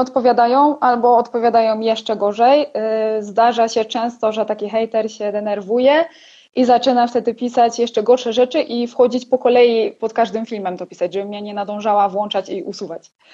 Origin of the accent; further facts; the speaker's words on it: Poland; moved away as an adult; now in Erciş, Turkey; z Polski jestem